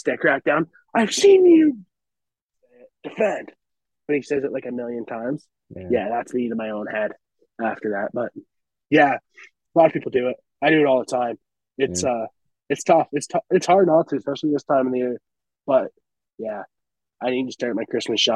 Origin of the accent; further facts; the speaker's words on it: Dalhousie, Ontario, Canada; I'm from Dalhousie, Ontario